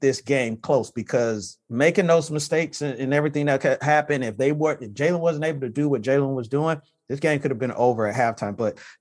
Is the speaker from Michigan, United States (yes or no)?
yes; Flint, Michigan, United States; I'm from Flint